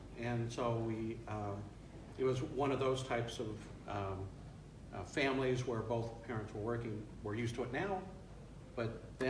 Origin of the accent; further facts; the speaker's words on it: Covina, California, United States; also born or lived in Bakersfield, California; I was raised in Covina, California